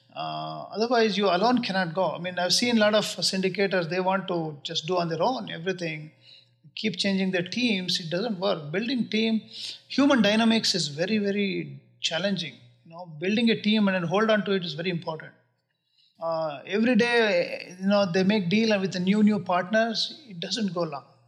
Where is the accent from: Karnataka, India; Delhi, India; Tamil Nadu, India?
Karnataka, India; Bangalore; moved away as an adult; also born or lived in Chicago; now in United States; born and brought up in Bangalore. I went to school there.